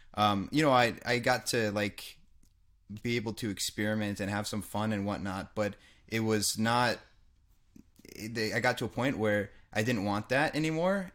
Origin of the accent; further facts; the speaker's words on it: United States; I grew up in America.